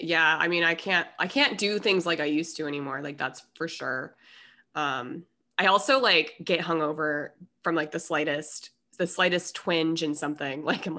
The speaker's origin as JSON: {"language": "English", "region": "Minnesota", "country": "United States", "tie": "born or raised there", "said": "I was born in Minnesota."}